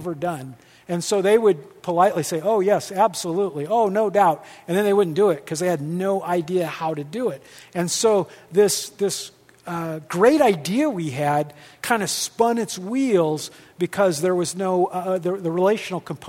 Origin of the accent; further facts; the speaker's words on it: Midwest, United States; I'm from the Midwest